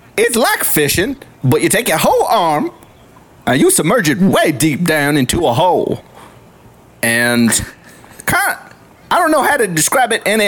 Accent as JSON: {"language": "English", "region": "the South", "country": "United States", "accent": "southern", "said": "Sometimes my southern accent gets a little too in the way."}